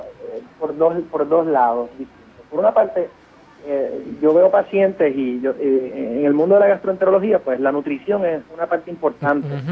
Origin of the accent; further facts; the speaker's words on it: Puerto Rico; moved away as an adult; now in New York, United States; yo soy puertorriqueño, estudié en la Escuela de Medicina de la Universidad de Puerto Rico